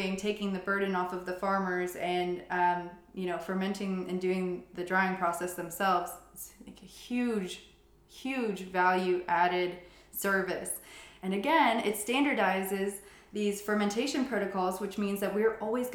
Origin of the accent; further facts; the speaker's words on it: Southeast United States, United States; moved away as an adult; also born or lived in Asheville, North Carolina; now in Zurich, Switzerland; I come from the Southeast